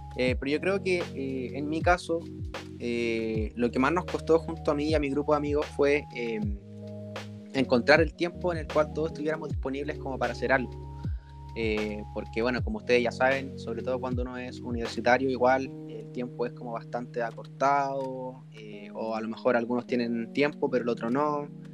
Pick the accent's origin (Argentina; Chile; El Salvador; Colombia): Chile; Concepción, Biobío; soy de la ciudad de Concepción